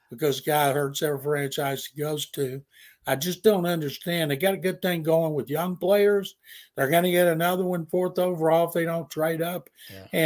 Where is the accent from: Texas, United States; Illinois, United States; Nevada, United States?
Texas, United States; Houston; I'm from Houston. Yep. He was at my house with me and my parents when I was in high school.